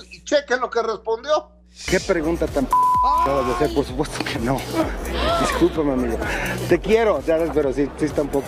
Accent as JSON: {"language": "Spanish", "country": "Mexico", "said": "finalmente somos el pueblo de México"}